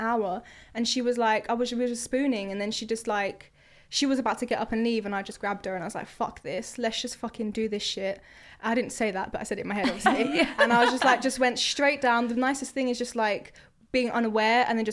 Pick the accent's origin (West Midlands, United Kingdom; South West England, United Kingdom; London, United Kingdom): London, United Kingdom; Croydon; I'm from Croydon as well